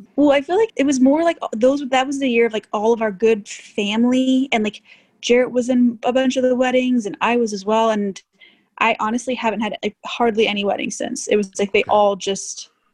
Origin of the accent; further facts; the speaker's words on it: Miami, Florida, United States; moved away; also born or lived in Texas / Austin, Texas / Cuba (ancestry); Born in Miami. I'm Cuban